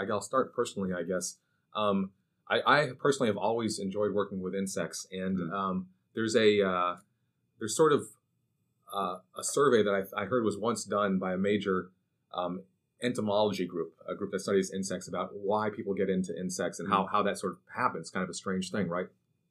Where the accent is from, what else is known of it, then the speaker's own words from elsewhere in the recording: Syracuse, New York, United States; moved away as an adult; also born or lived in Georgia / Australia; So I grew up in Syracuse, New York, originally